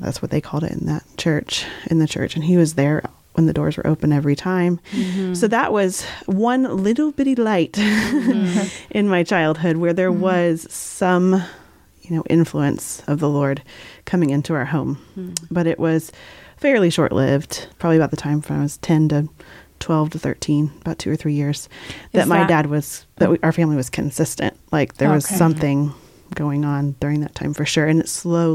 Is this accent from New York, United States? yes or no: no; Southern Indiana, United States; I was born in Southern Indiana